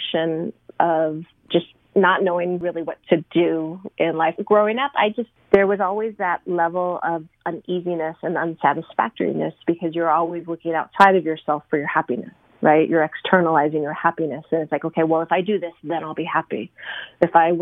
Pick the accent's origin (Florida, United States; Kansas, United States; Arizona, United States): Arizona, United States; I grew up in Arizona